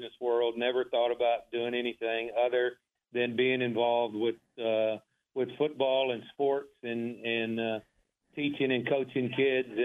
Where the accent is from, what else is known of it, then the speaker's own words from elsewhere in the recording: Waco, Texas, United States; I grew up in South Waco, went to Alta Vista Elementary